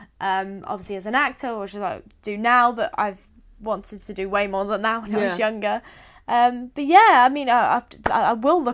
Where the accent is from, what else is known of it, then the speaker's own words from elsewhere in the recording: East of England, United Kingdom; So I'm from Suffolk. And the place that my parents live in is Woodbridge.